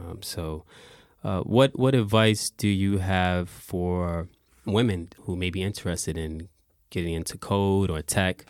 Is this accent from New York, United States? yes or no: yes; New York City, New York, United States; now in Japan; I'm from New York City